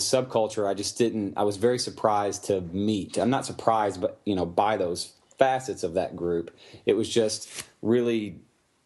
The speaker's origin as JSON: {"language": "English", "town": "Louisville", "region": "Kentucky", "country": "United States", "tie": "born or raised there", "said": "where I grew up in Louisville"}